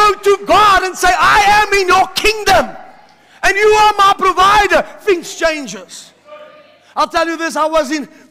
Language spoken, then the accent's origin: English; South Africa; My mom came to South Africa, also from heaven, and she bore me and gave birth